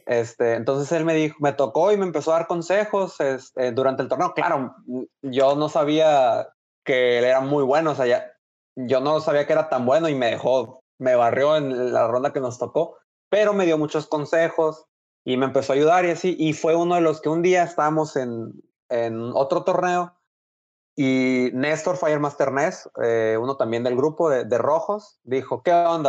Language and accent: Spanish; Hermosillo, Sonora, Mexico; moved away as an adult; now in Monterrey, Mexico; soy de Hermosillo, eh, estoy estudiando allá en Monterrey, por lo tanto, pues por eso vivo allá